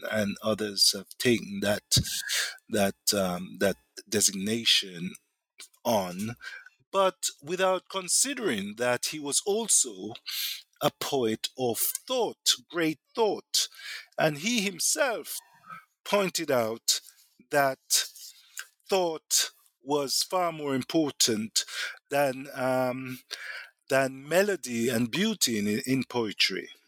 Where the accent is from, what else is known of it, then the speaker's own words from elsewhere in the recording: Jamaica; I'm also from Jamaica, um, black Jamaican